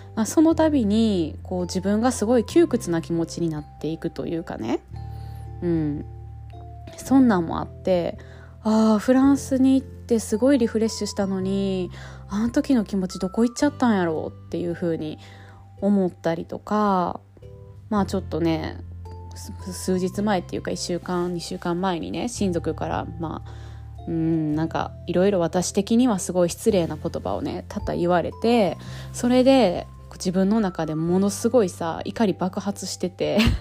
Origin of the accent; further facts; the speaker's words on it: Japan; also born or lived in France; 日本で生まれ育ってきてる